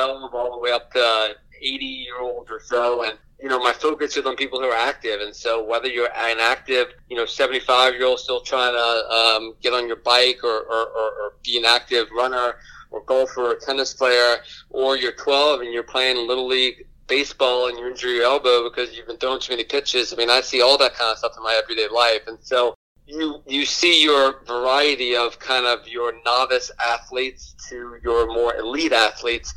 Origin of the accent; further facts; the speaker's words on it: New Orleans, Louisiana, United States; now in Atlanta, United States; I grew up in New Orleans.